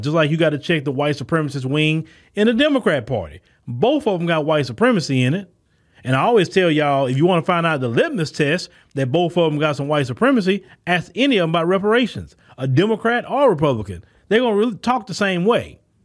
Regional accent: United States; accent: American; my American accent

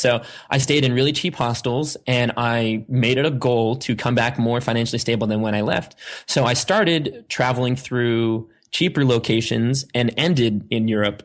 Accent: Sandwich, Massachusetts, United States; I grew up on on Cape Cod in a town called Sandwich, actually East Sandwich

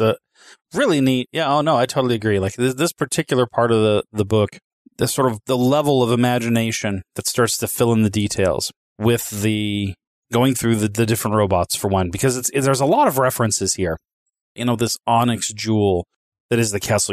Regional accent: Knoxville, Tennessee, United States; I come from Knoxville, Tennessee, round the corner from Gatlinburg, Tennessee.

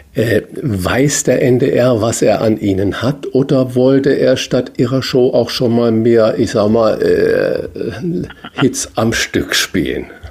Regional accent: Saarland, Germany; moved away as an adult; also born or lived in Hamburg; bin gebürtiger Saarländer

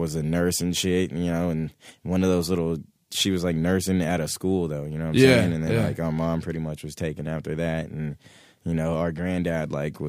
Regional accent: St. Croix, U.S. Virgin Islands; I'm from the Virgin Islands, actually, St. Croix.

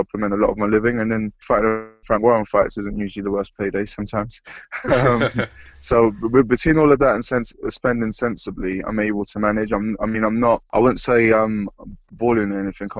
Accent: London, United Kingdom; I grew up in London

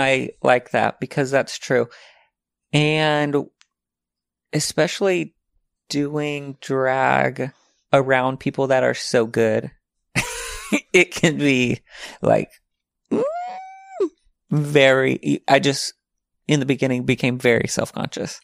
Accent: Arkansas, United States; moved away; The other ones live in Arkansas. One lives in my hometown in, like, right next to my mom

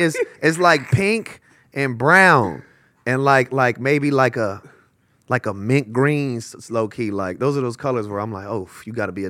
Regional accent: Los Angeles, California, United States; West LA. West Los Angeles, bro. Fairfax District, Marvin, Washington, La Cienega Heights, Little Ethiopia, all that shit, Olympic.

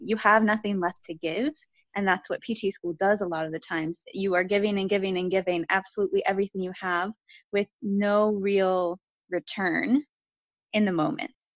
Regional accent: Akron, Ohio, United States; moved away as an adult; I grew up in Akron, Ohio.

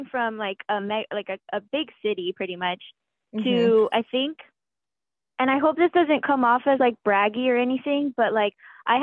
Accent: San Diego, California, United States; moved away as an adult; back in my hometown

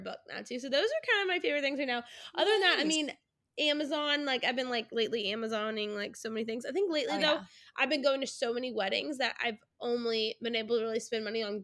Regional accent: near New Orleans, Louisiana, United States; moved away; I grew up near New Orleans.

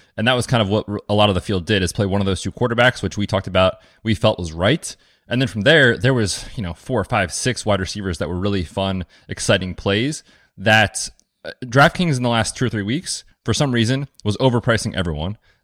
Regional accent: United States; like all Americans, we're optimistic

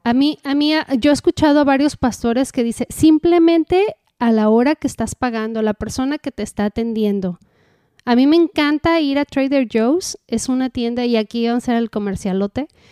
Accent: Mexico; como buena mexicana

